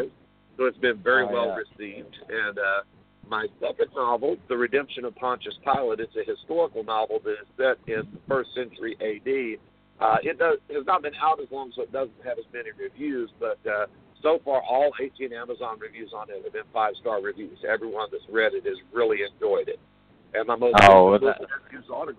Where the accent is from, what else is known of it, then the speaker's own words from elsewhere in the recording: Greenville, Texas, United States; I am from Greenville, Texas, and I was actually born and raised here